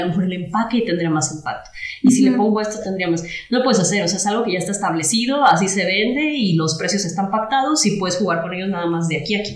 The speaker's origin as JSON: {"language": "Spanish", "town": "Rioverde", "region": "San Luis Potosí", "country": "Mexico", "moved": "as an adult", "said": "yo soy de Río Verde"}